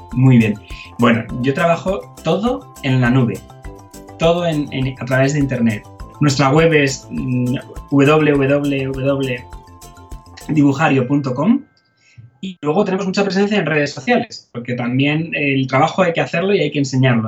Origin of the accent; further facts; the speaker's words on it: Madrid, Community of Madrid, Spain; also born or lived in Leeds; yo soy de Madrid, de España, eh, y nací en, en Madrid